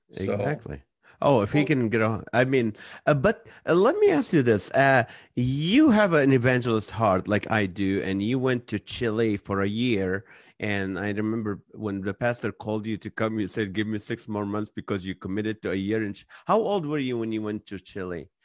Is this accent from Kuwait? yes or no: yes; Kuwait; also born or lived in Israel; now in United States; I'm from Israel. I grew up in Kuwait